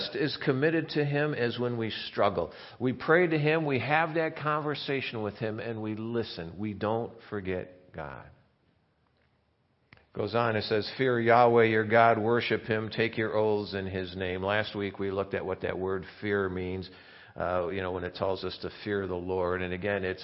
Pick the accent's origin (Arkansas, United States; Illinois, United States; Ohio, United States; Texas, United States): Illinois, United States; Chicago; moved away; growing up in Chicago